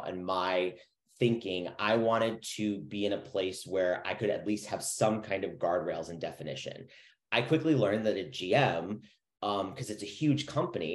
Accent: Chicago, Illinois, United States; moved away; I'm originally from Chicago, so I kind of understood that Midwest mentality

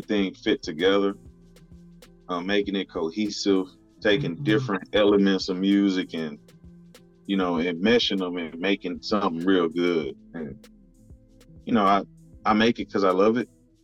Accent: Houston, Texas, United States; I grew up in Houston.

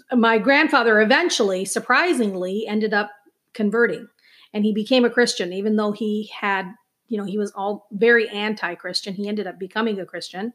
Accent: Minneapolis, Minnesota, United States; also born or lived in Chandigarh, India; now in Princeton, United States; I grew up as an Indian living in Minneapolis, a suburb of Minneapolis

